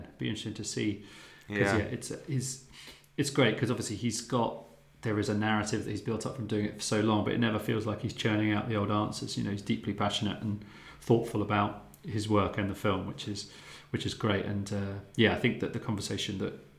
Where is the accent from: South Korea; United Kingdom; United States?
United Kingdom; Luton, East of England; Luton, my hometown